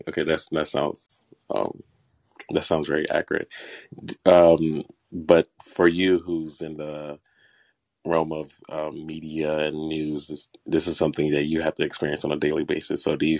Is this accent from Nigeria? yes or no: yes; Nigeria; I'm Nigerian